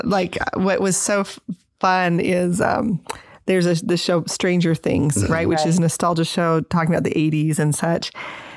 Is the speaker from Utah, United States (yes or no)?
yes; Holladay, Utah, United States; also born or lived in Minnesota; I grew up in Holiday